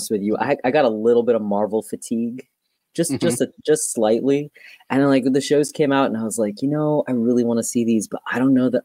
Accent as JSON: {"language": "English", "country": "Saudi Arabia", "moved": "yes", "lives_now": "United States", "said": "I'm from Saudi Arabia"}